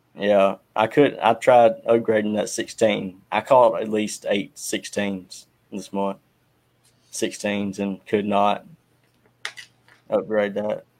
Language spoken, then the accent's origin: English; Purvis, Mississippi, United States; I'm from Purvis, Mississippi